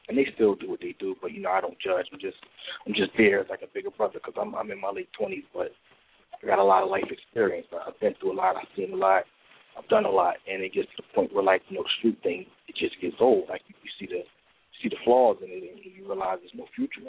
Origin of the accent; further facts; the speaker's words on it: Philadelphia, Pennsylvania, United States; I'm from Philly